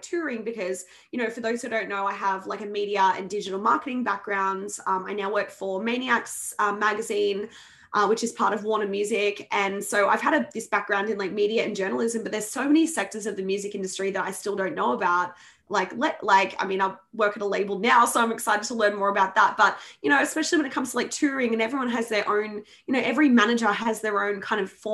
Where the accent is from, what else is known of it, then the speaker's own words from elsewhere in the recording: Sydney, New South Wales, Australia; moved away; that's my hometown, home state